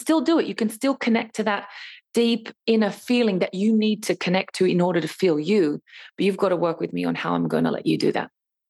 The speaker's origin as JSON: {"language": "English", "country": "Australia", "said": "And then to add the fact that I'm even Australian, you know, on top of that as well."}